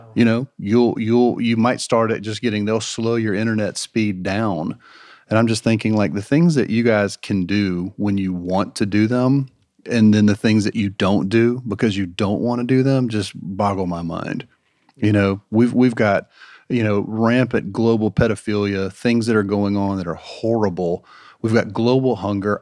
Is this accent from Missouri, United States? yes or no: no; Marietta, Georgia, United States; growing up in Marietta, in um, you know a kind of current culture and going to visit cousins in Villarica, Georgia